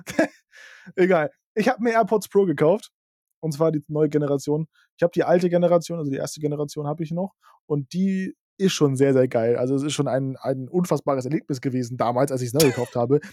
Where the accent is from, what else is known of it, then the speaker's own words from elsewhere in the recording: Lübeck, Schleswig-Holstein, Germany; Bei uns in Lübeck